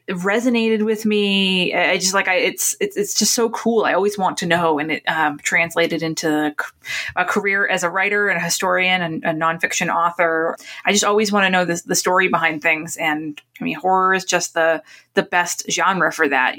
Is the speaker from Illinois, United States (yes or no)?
no; Newburyport, Massachusetts, United States; where I grew up in Newburyport, Massachusetts